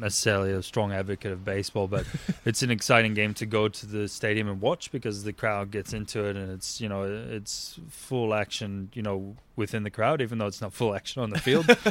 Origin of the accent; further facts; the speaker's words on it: northern Indiana, United States; moved away; also born or lived in Chicago; I grew up in Indiana, northern part of Indiana, and right outside of Chicago